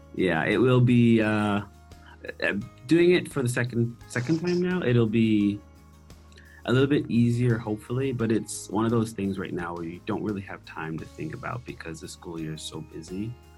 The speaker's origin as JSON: {"language": "English", "region": "Nova Scotia", "country": "Canada", "first_language": "English", "moved": "as an adult", "said": "I'm from Nova Scotia"}